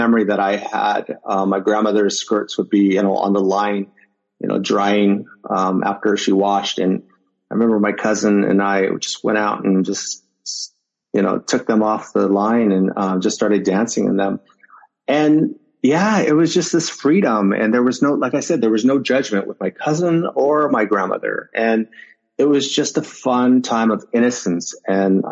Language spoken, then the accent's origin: English; Winslow, Arizona, United States; moved away; I was born and I also graduated high school in Winslow, Arizona